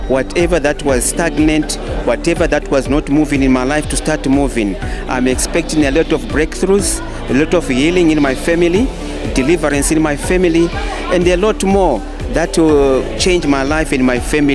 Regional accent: Rusape, Manicaland, Zimbabwe; I'm coming from Zimbabwe, Rusape.

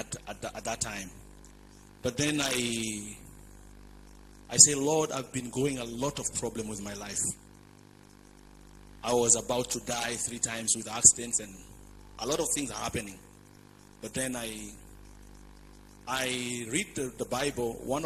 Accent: Dar es Salaam, Tanzania; I was born in Dar es Salaam

